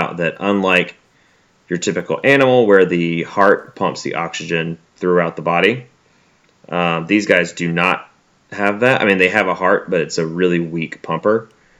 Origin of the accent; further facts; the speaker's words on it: Alabama, United States; also born or lived in Mississippi; Also, like, I'm from Alabama and Mississippi.